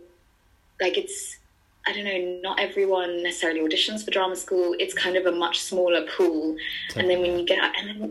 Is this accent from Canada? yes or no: no; England, United Kingdom; now in Dublin, Ireland; being English